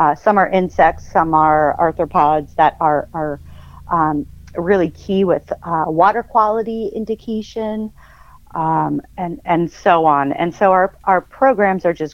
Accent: Northeast Pennsylvania, United States; moved away as an adult; also born or lived in Iowa; I grew up in Northeast PA on a decent-sized property with woods and hiking trails and a creek

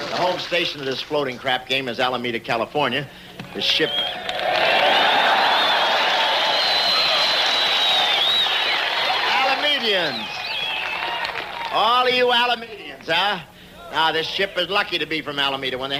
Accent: England, United Kingdom; moved away; I was born in England.

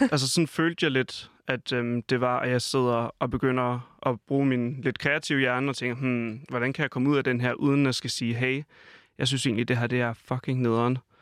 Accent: Falster, Zealand, Denmark; moved away; hjemme på Falster, hvor jeg kommer fra

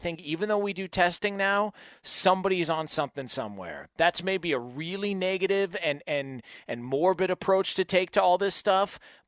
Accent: California, United States; And maybe because we're from Southern California, I don't get the hype.

